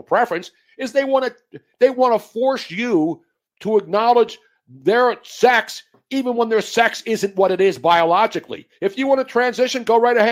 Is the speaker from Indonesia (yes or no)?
no; Philadelphia, Pennsylvania, United States; when I was growing up in South Philadelphia in the 1960s as a teenager